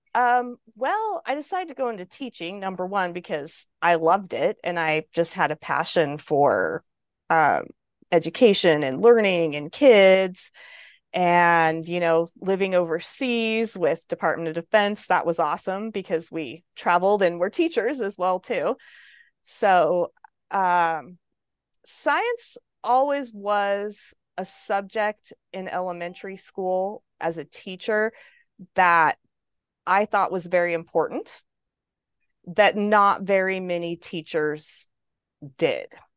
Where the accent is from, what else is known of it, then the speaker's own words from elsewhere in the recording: American Falls, Idaho, United States; I came home to American Falls and I taught here at American Falls School District for 12 years.